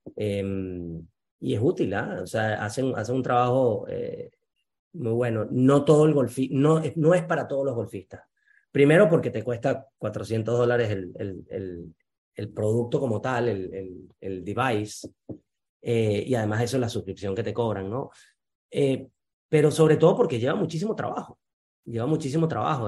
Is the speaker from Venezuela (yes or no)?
yes; Venezuela; moved away; en el Junco Golf Club, en Venezuela, donde yo nací